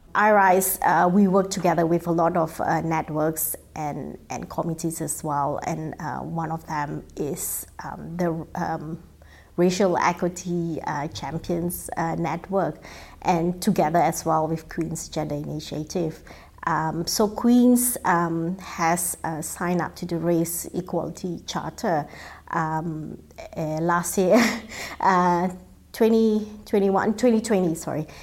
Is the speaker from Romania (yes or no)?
no; Singapore; moved away as an adult; also born or lived in Netherlands; now in Belfast, United Kingdom; growing up in Singapore and, and uh, having studied in Singapore